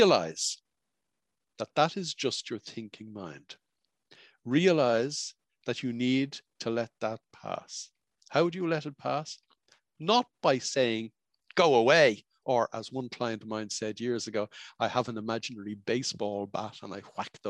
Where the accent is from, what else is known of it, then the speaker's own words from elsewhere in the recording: Ireland; I was growing up in Ireland in the 1960s